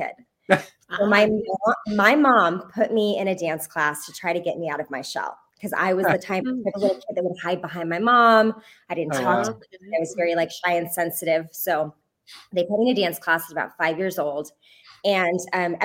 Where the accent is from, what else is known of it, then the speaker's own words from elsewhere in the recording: Tucson, Arizona, United States; moved away; I joined a children's performing group in my hometown of Tucson, Arizona